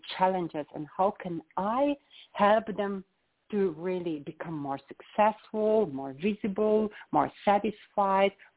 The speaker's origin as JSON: {"language": "English", "country": "Slovenia", "tie": "born or raised there", "said": "I'm coming from Slovenia, and that small country. I was born in a very, very small village."}